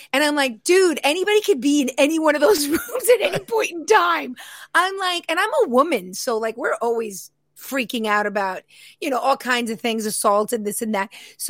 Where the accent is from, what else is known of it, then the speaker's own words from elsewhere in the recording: New York City, New York, United States; It's loosely based on my childhood because I grew up in Queens, New York.